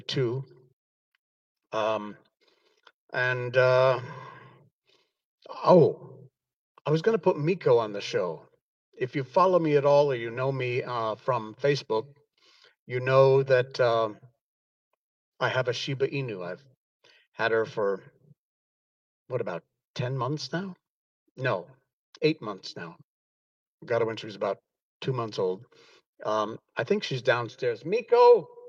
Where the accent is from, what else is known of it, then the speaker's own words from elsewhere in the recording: Connecticut, United States; moved away as an adult; also born or lived in Key West, Florida; now in Malaysia; I came from Connecticut. I lived there my entire life.